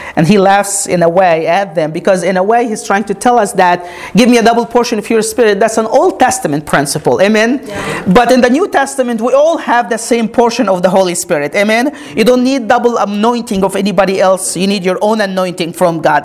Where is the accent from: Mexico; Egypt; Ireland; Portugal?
Egypt; moved away as an adult; now in United States; When I grew up, I grew up in Egypt, born and raised. I came to America when I was 22.